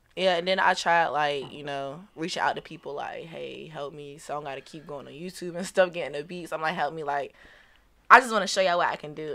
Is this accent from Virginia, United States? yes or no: yes; Portsmouth, Virginia, United States; also born or lived in St. Louis, Missouri; I was raised, um, basically my whole life in Virginia